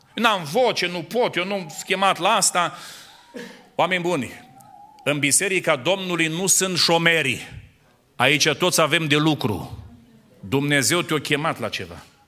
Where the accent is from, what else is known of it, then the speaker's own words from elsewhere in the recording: near Dumbrăveni, Suceava County, Romania; eu sunt din zona de lângă Dumbrăveni, din județul Suceava